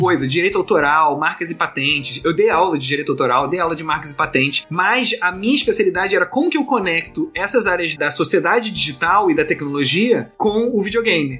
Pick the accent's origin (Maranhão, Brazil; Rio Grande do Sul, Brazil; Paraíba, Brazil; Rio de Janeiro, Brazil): Rio de Janeiro, Brazil; eu sou do Rio de Janeiro